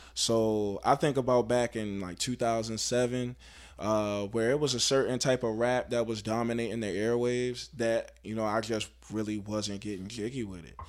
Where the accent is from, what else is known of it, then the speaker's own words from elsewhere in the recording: Baltimore, Maryland, United States; I'm from Baltimore